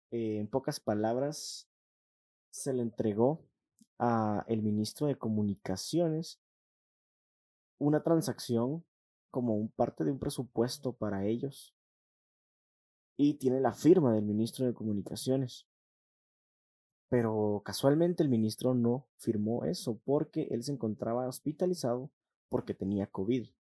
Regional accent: Guatemala; somos guatemaltecos

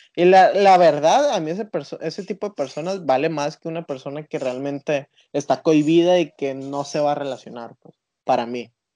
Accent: Mexico; nosotros como mexicanos

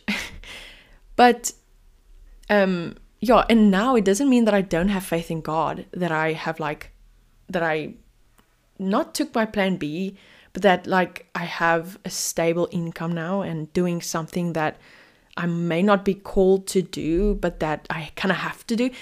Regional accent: Cape Town, Western Cape, South Africa; I'm from Cape Town, South Africa

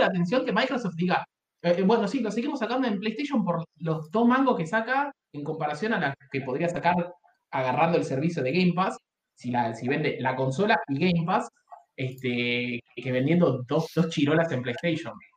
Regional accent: Argentina

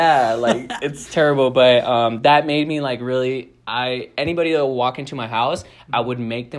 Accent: El Paso, Texas, United States; 25. I'm from El Paso, Texas. Yeah, it's still in Texas. It's not in Mexico.

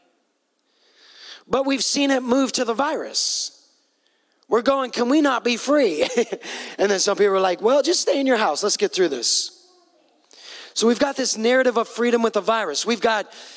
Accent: Pacific Northwest, United States; I'm from the Northwest. That's the good corner

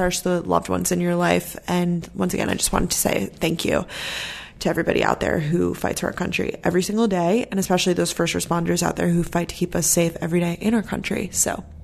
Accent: Long Island, New York, United States; also born or lived in Georgia; I'm from Long Island, New York

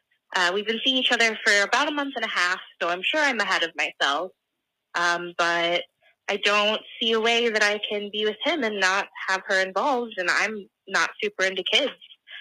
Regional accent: Illinois, United States; I'm 23 and I'm from Central Illinois. Yeah, you do have Midwestern listeners.

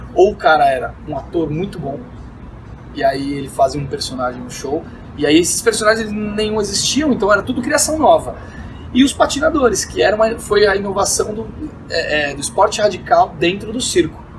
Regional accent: Brazil; moved away as an adult; also born or lived in Las Vegas; Fui embora do Brasil, fiquei por volta, de um total de oito anos entre idas e vindas

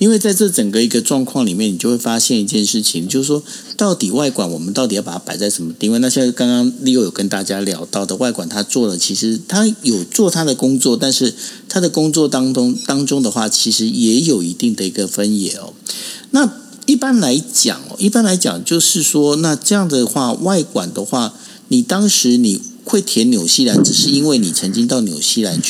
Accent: Taiwan; 我们不管是侨胞也好，或者是我们台湾人，我们到了海外，可能去旅游，可能去工作。

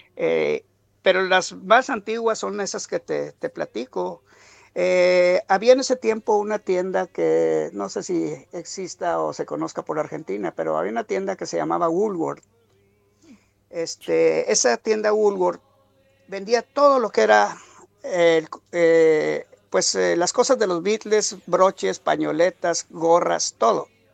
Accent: Monterrey, Nuevo León, Mexico; now in United States; yo soy originario de Monterrey, México

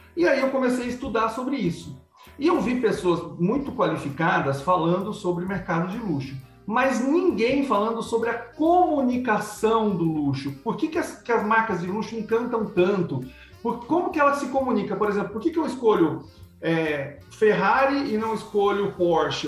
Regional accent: Piracicaba, São Paulo, Brazil; now in Paraguay; Eu nasci em Piracicaba, São Paulo

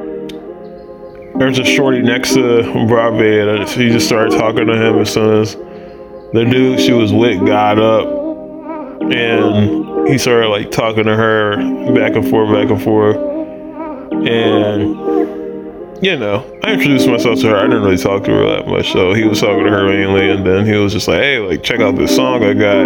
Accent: Houston, Texas, United States; because we're from Houston

